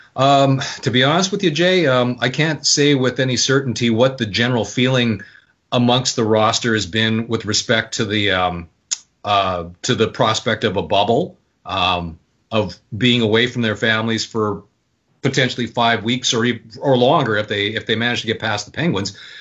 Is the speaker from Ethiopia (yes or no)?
no; Winnipeg, Manitoba, Canada; moved away as an adult; also born or lived in Vancouver; I was born in Vancouver, but my family moved there to Winnipeg when I was young. So I consider Winnipeg my hometown grew up there